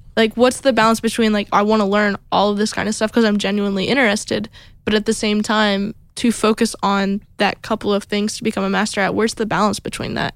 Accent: Toledo, Ohio, United States; moved away; I'm from up north by Toledo

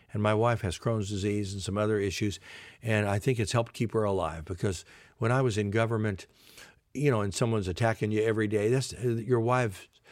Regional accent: Compton, California, United States; also born or lived in Savannah, Georgia; I was born in Savannah, Georgia. My dad was an FBI agent. He got transferred, and we ended up in Compton, California

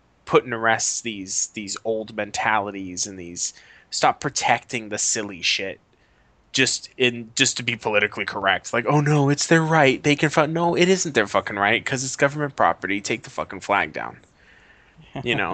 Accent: Boston, Massachusetts, United States; I'm from Boston, I'm from the North

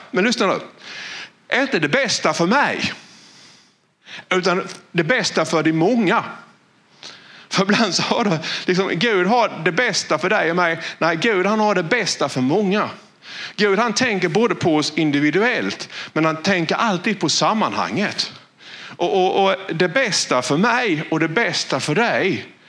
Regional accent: Valje, Blekinge, Sweden; jag är född i Valje. Och det är ju ett av de minsta samhällena i världen.

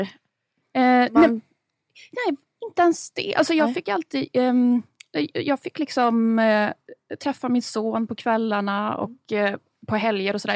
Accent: Stockholm, Stockholm County, Sweden; Jag är uppväxt på Östermalm, men inte med överklassföräldrar.

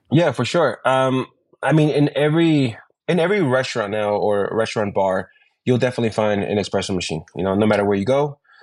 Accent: New York, United States; moved away as an adult; also born or lived in Ecuador; now in Mexico City, Mexico; I was born in Ecuador, but I was raised in New York

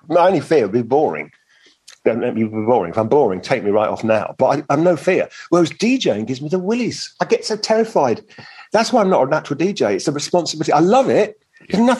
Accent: London, United Kingdom; also born or lived in Venice; I was born in the East End and I live in West London. I'm a Londoner.

